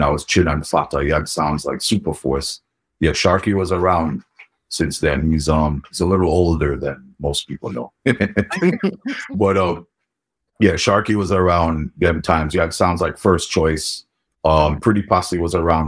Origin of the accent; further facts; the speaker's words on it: New York City, New York, United States; also born or lived in Jamaica; born and raised in New York City. Um, mm-hmm. You know, born in the Bronx. I spent most of my, I would say, my upbringing in Queens, and um, you know, a couple years in Jamaica